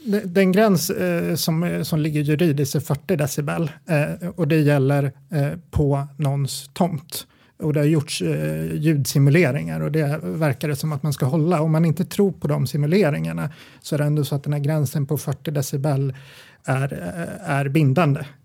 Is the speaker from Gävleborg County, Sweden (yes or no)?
yes; Gävle, Gävleborg County, Sweden